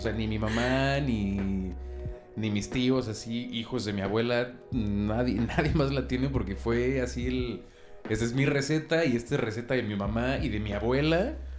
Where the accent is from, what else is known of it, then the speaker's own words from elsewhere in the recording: Mexico; soy 100% mexicano, hijo de, nieto de españoles